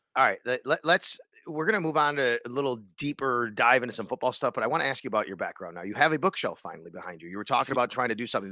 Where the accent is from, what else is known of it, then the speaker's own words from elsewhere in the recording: Cheektowaga, New York, United States; now in Buffalo, United States; I grew up in Cheektowaga. I reside in the city of Buffalo right now